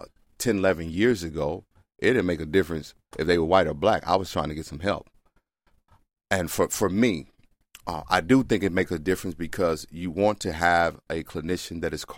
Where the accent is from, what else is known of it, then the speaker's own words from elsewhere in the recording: the South, United States; See, I grew up in the South with black men that didn't talk.